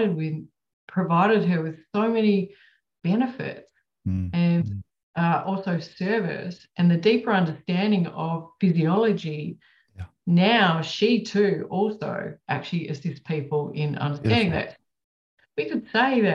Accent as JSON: {"language": "English", "country": "Australia", "said": "I'm from Australia."}